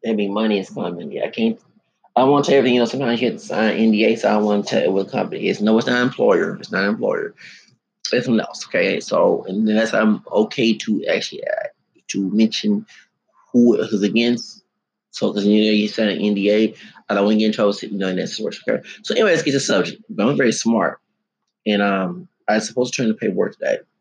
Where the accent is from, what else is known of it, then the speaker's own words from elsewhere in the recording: Houston, Texas, United States; I'm from Houston, and right now I'm homeless